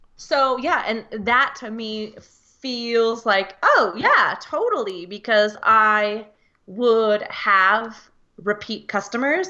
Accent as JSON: {"language": "English", "country": "United States", "said": "I'm from the United States of America"}